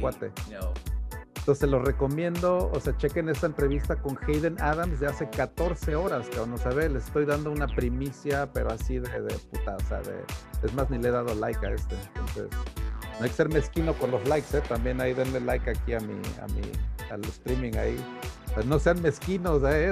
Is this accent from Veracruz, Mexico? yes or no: no; Taxco, Guerrero, Mexico; now in United States; soy de Tasco, también de una ciudad muy minera, muy platera